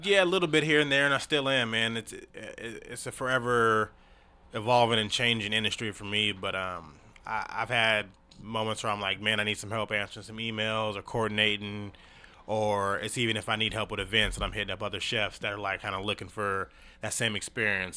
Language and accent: English; Tacoma, Washington, United States; Tacoma, Washington, man. Born and raised